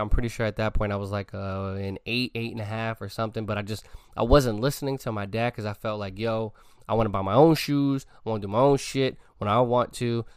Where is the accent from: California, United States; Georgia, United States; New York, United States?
New York, United States; New York City; moved away; When I was a little kid growing up in the Bronx